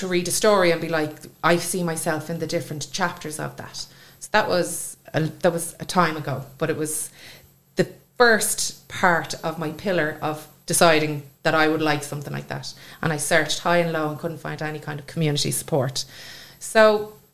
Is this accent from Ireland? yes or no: yes; Swords, Leinster, Ireland; I'm from Swords